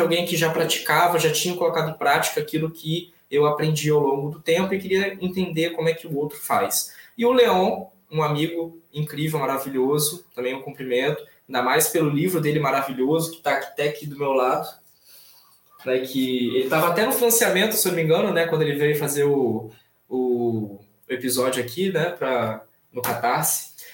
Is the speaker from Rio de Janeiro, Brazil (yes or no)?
yes; Itaperuna, Rio de Janeiro, Brazil; eu nasci aqui em Itaperuna, né, interior do estado do Rio de Janeiro